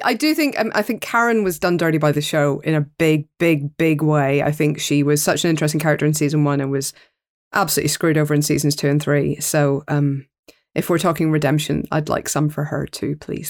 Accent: Northern Ireland, United Kingdom; as a Northern Irish person

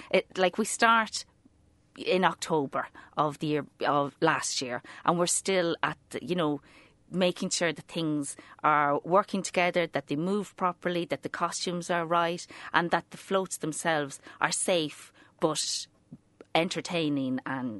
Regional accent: Leinster, Ireland; I'm a blowing from County Meath.

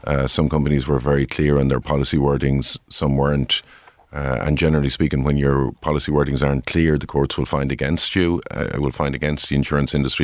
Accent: Tipperary, Munster, Ireland; I grew up in Tipperary.

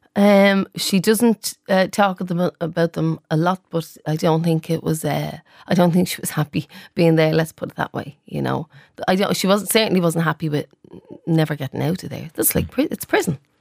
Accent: Dublin, Leinster, Ireland; I'm from the Liberties

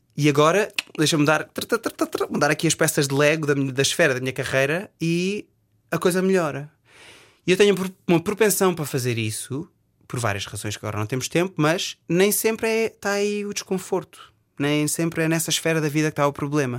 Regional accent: Portugal; accent: Portuguese; moved away as an adult; also born or lived in England; now in United Kingdom

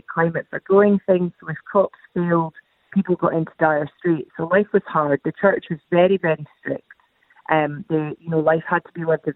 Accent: Scotland, United Kingdom; I grew up in Scotland

